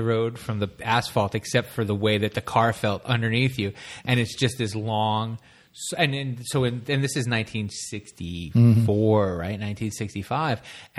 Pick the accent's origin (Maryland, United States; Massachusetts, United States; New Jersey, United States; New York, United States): New Jersey, United States; moved away; I'm originally from New Jersey